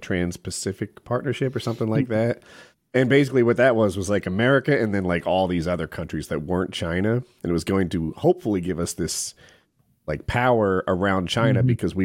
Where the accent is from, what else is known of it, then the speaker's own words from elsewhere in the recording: England, United Kingdom; As an Englishman